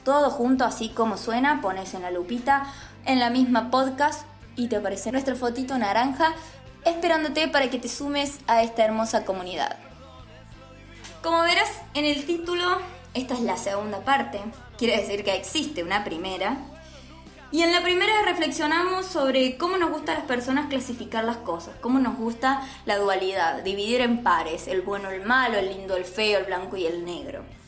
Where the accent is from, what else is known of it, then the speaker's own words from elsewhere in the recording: Río Cuarto, Córdoba, Argentina; nosotros somos un grupo de Río Cuarto, así que estamos en el interior del interior, Río Cuarto, Córdoba, Argentina